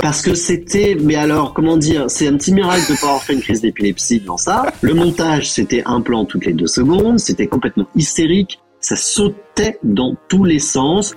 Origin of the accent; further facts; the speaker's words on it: Breton, Brittany, France; je suis breton